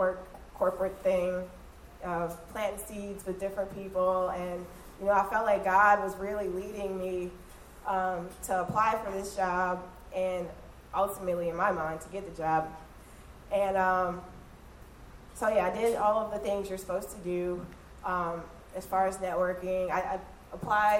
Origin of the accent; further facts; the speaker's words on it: Michigan, United States; moved away as an adult; also born or lived in St. Charles Parish, Louisiana; now in Louisiana, United States; I'm originally from Michigan, and I moved down here.